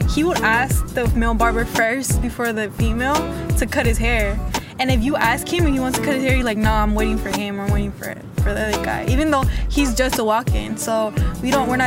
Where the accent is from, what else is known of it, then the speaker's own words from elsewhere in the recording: Oakland, California, United States; I am from Oakland. I was born and raised. I was actually born in Highland, so I'm from Oakland.